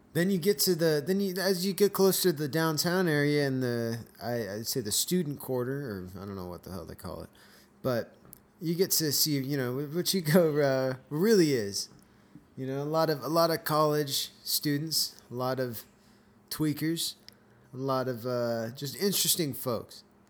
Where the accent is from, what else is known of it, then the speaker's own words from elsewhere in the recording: Escondido, California, United States; moved away as an adult; also born or lived in Valley Center, California; now in Chico, United States; I grew up in Southern California